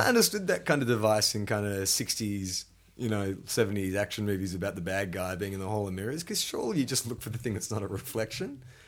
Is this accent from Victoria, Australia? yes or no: yes; Melbourne, Victoria, Australia; moved away; also born or lived in Sydney; growing up in Melbourne, you know, you got St Kilda Beach